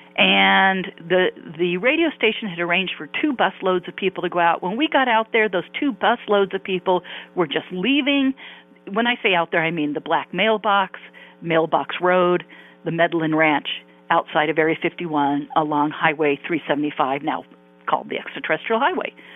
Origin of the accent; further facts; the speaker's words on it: Palos Verdes, California, United States; also born or lived in Santa Monica, California / Irvine, California; now in Newport Beach, United States; I grew up in Southern California, uh, in Palos Verdes to be exact